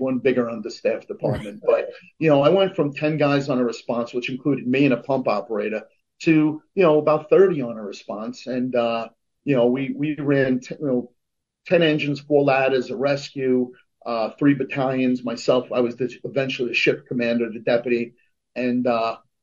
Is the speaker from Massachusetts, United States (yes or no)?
no; North Bergen, New Jersey, United States; I'm from North Bergen